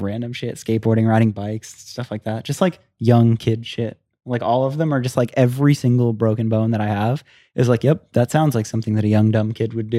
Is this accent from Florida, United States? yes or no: yes; Florida, United States; I grew up in Florida